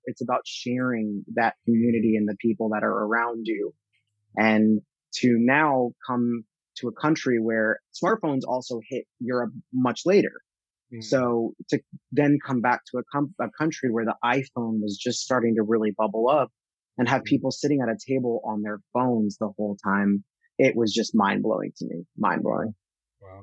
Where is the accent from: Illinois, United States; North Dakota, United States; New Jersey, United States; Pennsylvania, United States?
New Jersey, United States; central; moved away; I grew up in New Jersey and uh, central New Jersey